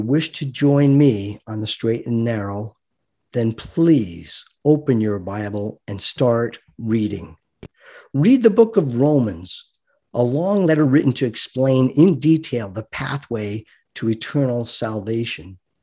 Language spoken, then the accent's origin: English; United States; I am an American fighting man